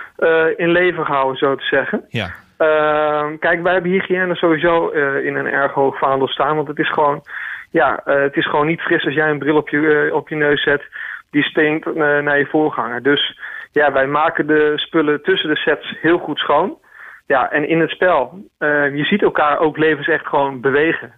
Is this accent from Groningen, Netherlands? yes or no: yes; Groningen, Netherlands; moved away; also born or lived in Amsterdam; mijn roots liggen in Groningen